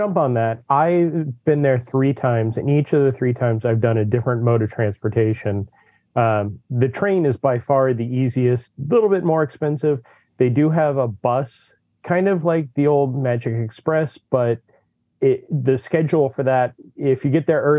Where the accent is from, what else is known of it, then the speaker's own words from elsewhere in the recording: California, United States; now in Florida, United States; living in Florida, growing up in California